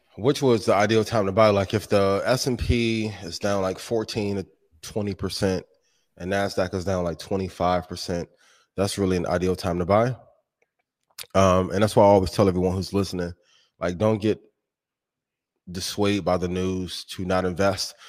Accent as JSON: {"language": "English", "region": "Indiana", "country": "United States", "tie": "born or raised there", "said": "That's my hometown, right? A, a home state"}